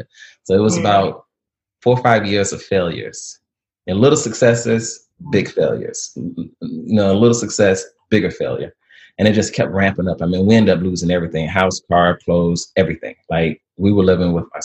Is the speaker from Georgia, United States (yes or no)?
no; Alabama, United States; I'm from Alabama